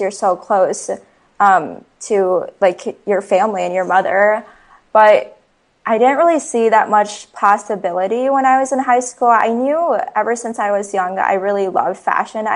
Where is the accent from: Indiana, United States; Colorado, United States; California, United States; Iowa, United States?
Iowa, United States; Ames; I was born and raised in Ames, Iowa. So I went to school here, elementary, middle